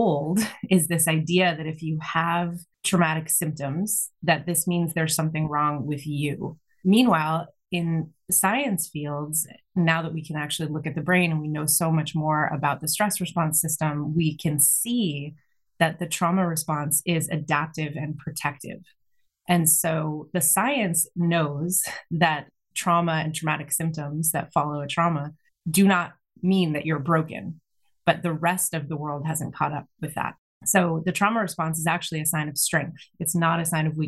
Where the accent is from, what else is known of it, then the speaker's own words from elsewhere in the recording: Massachusetts, United States; now in West Coast, United States; I was born in Massachusetts